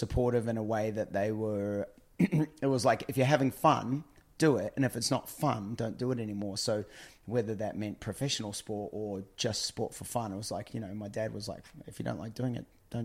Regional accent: just north of Auckland, New Zealand; moved away as an adult; also born or lived in Orlando, United States / California, United States; now in Australia; I grew up in New Zealand, just north of Auckland

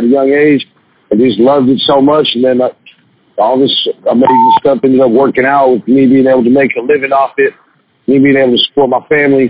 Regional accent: Sacramento, California, United States; moved away as an adult; now in Los Angeles, United States; Sacramento is a beautiful place. I grew up there

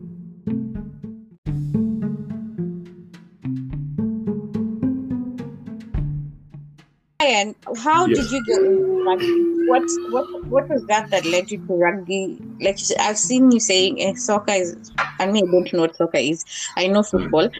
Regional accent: Kenya; I'm from Kenya, and in high school in Bodit

